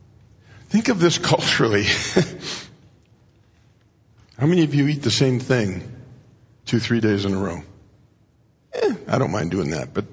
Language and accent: English; Mexico; moved away; When I grew up in Mexico